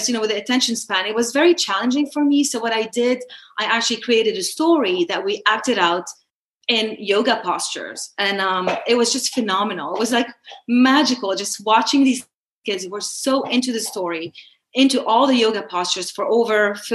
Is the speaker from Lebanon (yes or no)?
yes; Lebanon; moved away as an adult; also born or lived in Baltimore / Washington, D.C.; now in United States; I'm a Lebanese American. I was born in Lebanon. I was there throughout my childhood